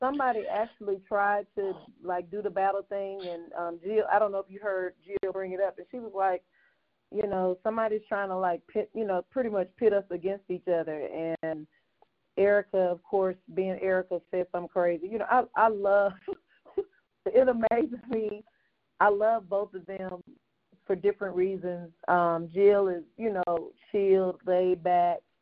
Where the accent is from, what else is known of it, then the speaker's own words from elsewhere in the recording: Mississippi, United States; I'm from Mississippi